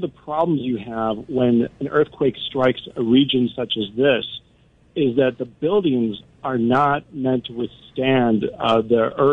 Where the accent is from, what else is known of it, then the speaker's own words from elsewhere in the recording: Downers Grove, Illinois, United States; moved away as an adult; also born or lived in Hinsdale, Illinois / Woodridge, Illinois; now in Istanbul, Turkey; I was born in Hinsdale, Illinois, and lived mostly through, you know, Downers Grove and Woodridge